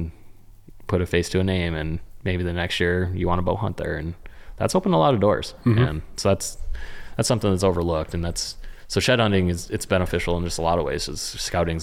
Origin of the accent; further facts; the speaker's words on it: Western North Dakota, United States; growing up in Western North Dakota